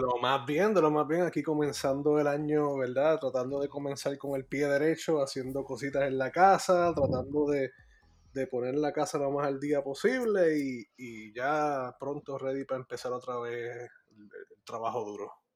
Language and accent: Spanish; Puerto Rico; moved away as an adult; also born or lived in Maryland, United States; now in Florida, United States; yo crecí toda mi vida en el área metropolitana. así oh, Me, me, yo viví en, entre Tuabaja y Dorado este, toda mi vida.